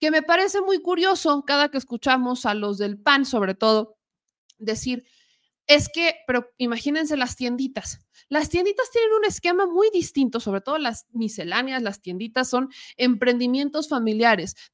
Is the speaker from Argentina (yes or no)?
no; Mexico; el por qué como mexicanos o como empleados no nos manifestamos, pues porque está en riesgo el trabajo